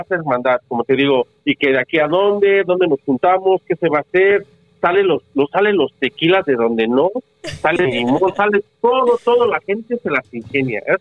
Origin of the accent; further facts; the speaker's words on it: Mexico City, Mexico; now in Amarillo, United States; somos del DF, pero venimos de Dallas, otros vienen de, o de Texas